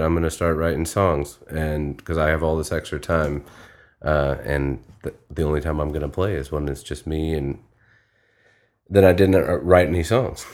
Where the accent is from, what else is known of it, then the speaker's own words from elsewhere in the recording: Springfield, Illinois, United States; moved away as an adult; now in Florida, United States; I'm originally from Springfield, Illinois